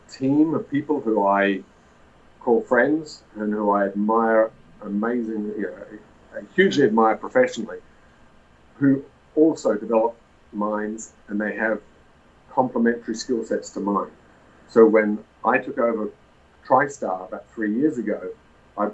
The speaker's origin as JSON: {"language": "English", "country": "Australia", "also_born_or_lived": "Ecuador / Peru / Nevada", "moved": "as an adult", "said": "I'm a geologist from Australia originally"}